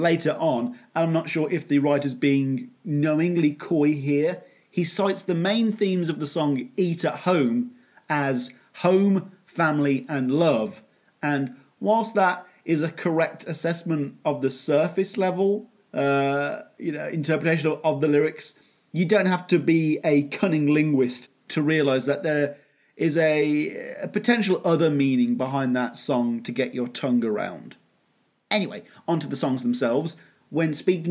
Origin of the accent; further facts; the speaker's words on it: Birmingham, West Midlands, United Kingdom; the Victorian era version of Birmingham. Again, my hometown